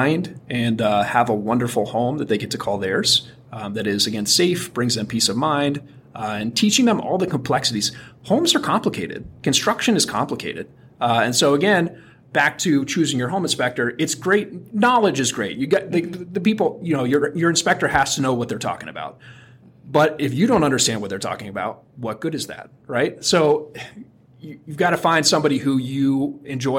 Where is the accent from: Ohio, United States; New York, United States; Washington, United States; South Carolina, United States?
Ohio, United States; Athens; I grew up in Athens, Ohio